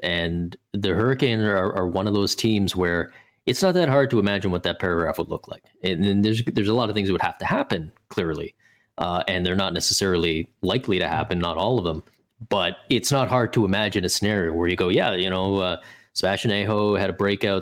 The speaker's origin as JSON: {"language": "English", "country": "Canada", "said": "for me as a Canadian"}